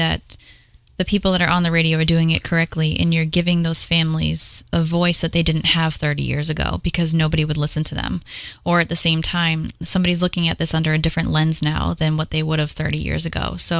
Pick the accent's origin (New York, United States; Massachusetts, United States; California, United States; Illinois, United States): Massachusetts, United States; New Bedford; we're right here in New Bedford.